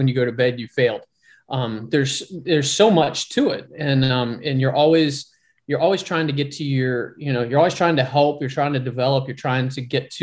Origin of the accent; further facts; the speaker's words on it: Houston, Texas, United States; moved away; I grew up in Houston